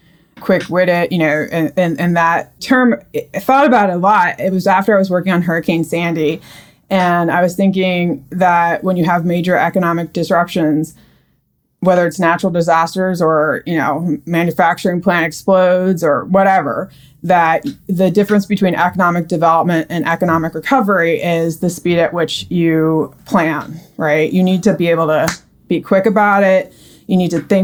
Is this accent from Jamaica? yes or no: no; Australia; my dad is from New Zealand and I was born in Australia